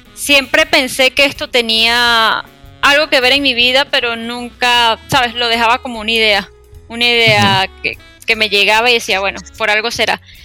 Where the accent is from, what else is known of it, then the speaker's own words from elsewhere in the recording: Venezuela; en mi país, en Venezuela